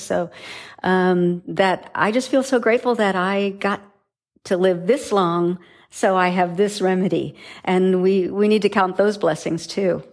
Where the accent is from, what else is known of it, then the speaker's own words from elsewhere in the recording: South Dakota, United States; growing up in South Dakota in farm country